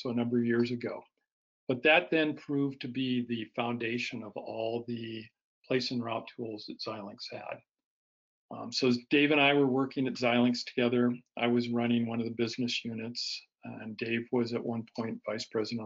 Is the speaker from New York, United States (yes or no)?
no; Bay Area, California, United States; I grew up in the Bay Area of California